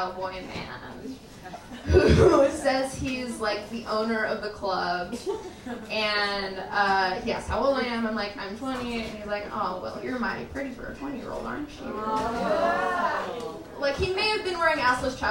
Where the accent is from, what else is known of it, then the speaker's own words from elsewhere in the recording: El Paso, Texas, United States; I grew up in El Paso, Texas